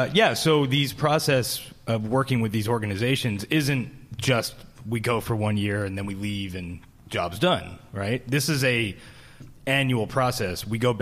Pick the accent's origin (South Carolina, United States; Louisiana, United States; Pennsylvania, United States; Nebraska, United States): Pennsylvania, United States; Philadelphia; also born or lived in Cleveland / Los Angeles / San Francisco Bay Area; now in Boise, United States; Philadelphia to Cleveland to Los Angeles to San Francisco Bay Area. But San Francisco, I was in for 21 years, and so that's what home. I consider home.